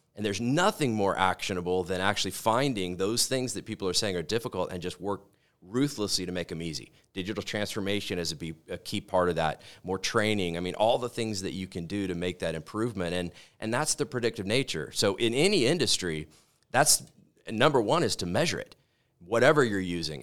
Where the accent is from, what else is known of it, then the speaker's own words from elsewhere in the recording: Corpus Christi, Texas, United States; moved away as an adult; now in Colorado, United States; I grew up in Corpus Christi, Texas, on the Gulf Coast